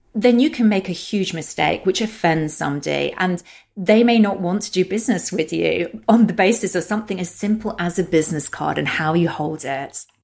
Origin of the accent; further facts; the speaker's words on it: London, United Kingdom; accent: British; also born or lived in Germany / Russia; my accent is British and I'm based in London, the U K. And I have lived here most of my life